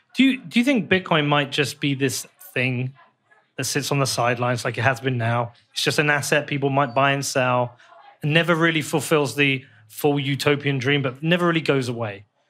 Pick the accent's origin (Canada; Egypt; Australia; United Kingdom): United Kingdom; moved away; somebody from the U K